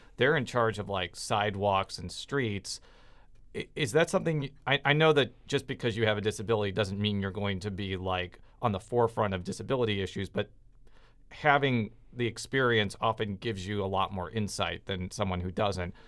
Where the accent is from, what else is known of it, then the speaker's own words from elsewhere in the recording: suburban Chicago, Illinois, United States; where I'm from in, uh, suburban Chicago